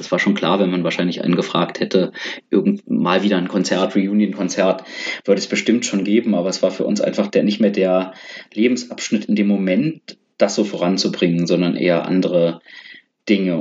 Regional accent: Berlin, Germany; moved away as an adult; also born or lived in India; als Berliner

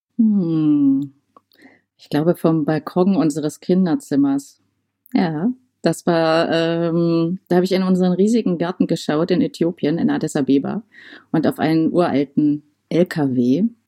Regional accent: Saxony, Germany; also born or lived in Dresden; now in Halle, Germany; Ich komme ja eher so aus der sächsischen Ecke

